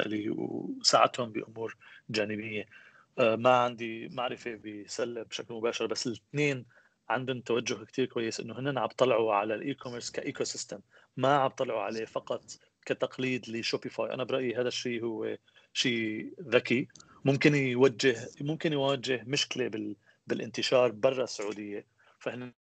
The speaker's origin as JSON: {"language": "Arabic", "town": "Aleppo", "region": "Aleppo Governorate", "country": "Syria", "tie": "born or raised there", "also_born_or_lived": "United States / Houston", "moved": "as an adult", "said": "أنا من مواليد حلب بسوريا أه، عشت بحلب لحد آه، عمر ال 21"}